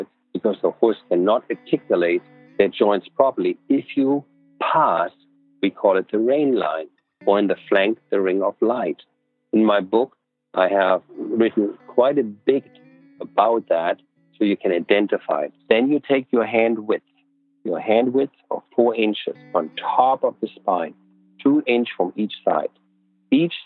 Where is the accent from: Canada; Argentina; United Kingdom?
Argentina; Buenos Aires; I grew up in Buenos Aires